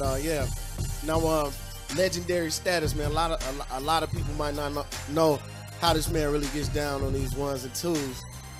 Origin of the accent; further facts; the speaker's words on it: Seattle, Washington, United States; They told me I got one more year and I'm from Seattle.